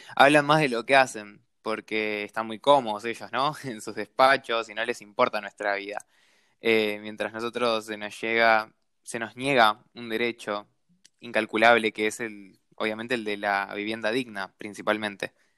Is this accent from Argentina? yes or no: yes; Jujuy, Argentina; yo soy un trabajador golondrina que vengo de la provincia de Jujuy